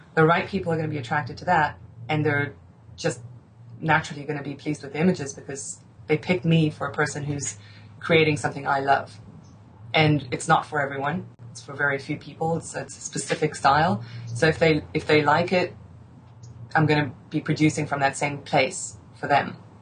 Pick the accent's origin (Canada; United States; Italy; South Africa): South Africa; I grew up in South Africa